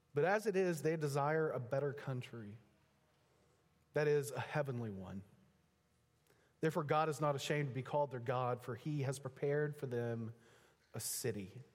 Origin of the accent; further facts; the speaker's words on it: Texas, United States; moved away as an adult; also born or lived in Pennsylvania; now in Oklahoma, United States; My wife and I were both raised, born and raised in Texas